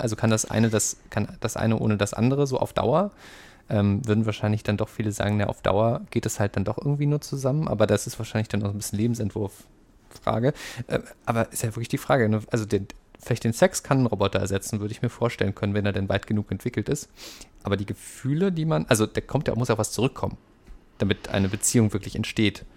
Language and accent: German; Saxony, Germany; ich komme aus Sachsen